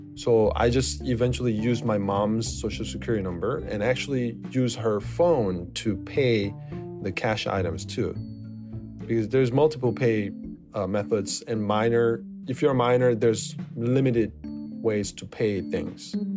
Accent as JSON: {"language": "English", "country": "South Korea", "said": "I'm from South Korea"}